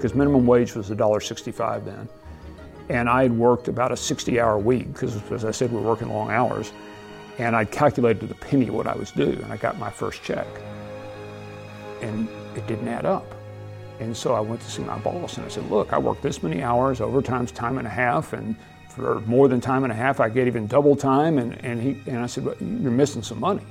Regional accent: Abilene, Texas, United States; born or raised there

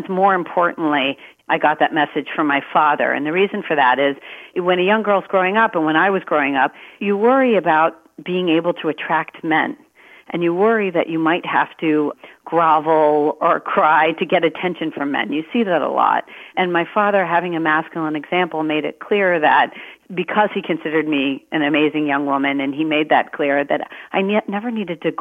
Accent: Maryland, United States; I was born in Maryland. I have a younger brother, and we grew up in a house of lawyers

